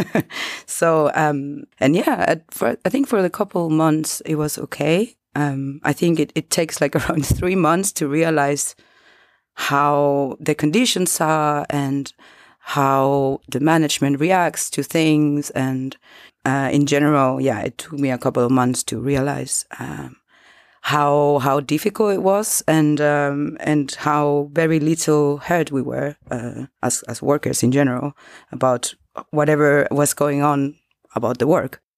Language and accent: English; Chile; English is a second language; moved away as an adult; now in Berlin, Germany; I came from I come from Chile, and I moved to Europe in 2018